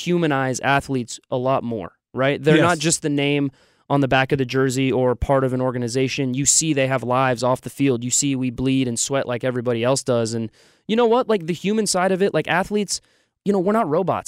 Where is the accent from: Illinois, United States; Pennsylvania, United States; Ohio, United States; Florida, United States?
Florida, United States; Orlando; moved away as an adult; now in Nashville, United States; I'm from Orlando